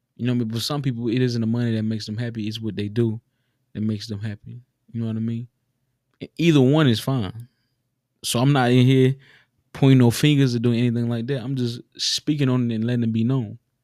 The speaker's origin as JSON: {"language": "English", "region": "the South", "country": "United States", "tie": "born or raised there", "said": "We grew up in the South, a lot of us. We grew up in the South."}